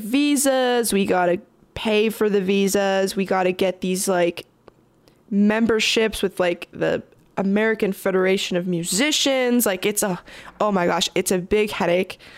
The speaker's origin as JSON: {"language": "English", "town": "Toronto", "region": "Ontario", "country": "Canada", "said": "I'm from Toronto"}